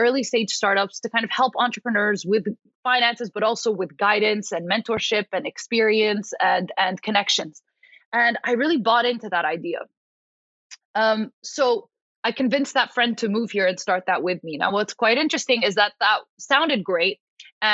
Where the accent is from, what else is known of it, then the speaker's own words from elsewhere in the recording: Paris, Île-de-France, France; I was born and raised in Paris. So essentially, as an Arab American, grew up in Paris, very third culture kid